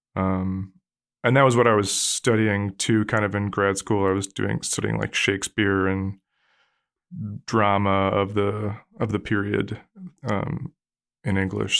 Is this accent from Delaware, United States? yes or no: no; Allentown, Pennsylvania, United States; moved away as an adult; now in California, United States; I grew up in Pennsylvania